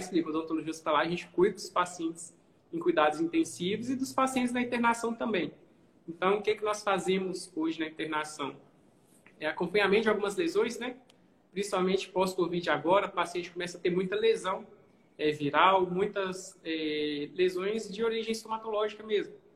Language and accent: Portuguese; Governador Valadares, Minas Gerais, Brazil; sou daqui de Valadares, costumo fazer alguns cursos fora, quase todos, mas eu continuo aqui